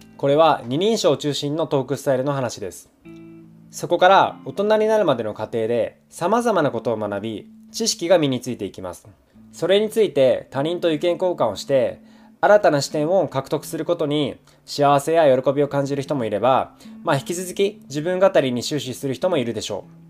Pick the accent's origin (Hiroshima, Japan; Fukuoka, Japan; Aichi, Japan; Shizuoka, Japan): Fukuoka, Japan; rural; moved away as an adult; also born or lived in Tokyo; 僕は福岡の田舎出身なんですが、まあ、大学から東京に上京してきました